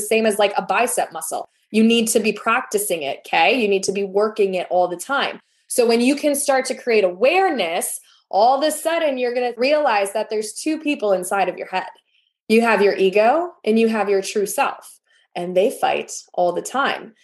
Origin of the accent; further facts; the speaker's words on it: Wisconsin, United States; I'm from Wisconsin, so we eat a lot of cheese and that's a dairy state.